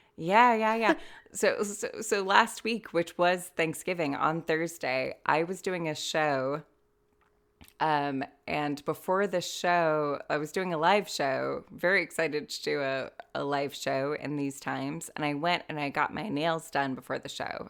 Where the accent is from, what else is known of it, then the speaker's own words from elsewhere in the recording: California, United States; moved away as an adult; now in Ireland; being an American living in mostly California